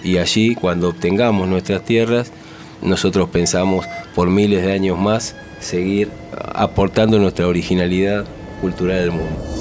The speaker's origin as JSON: {"language": "Spanish", "country": "Argentina", "said": "Nosotros somos aquí en Argentina 100% argentinos"}